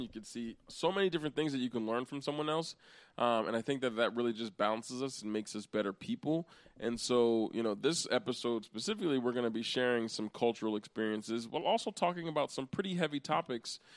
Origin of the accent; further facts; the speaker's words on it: Pennsylvania, United States; also born or lived in New Castle, Pennsylvania / Hershey, Pennsylvania; I was born and raised in Pennsylvania. I've been here. I've never lived uh, in another state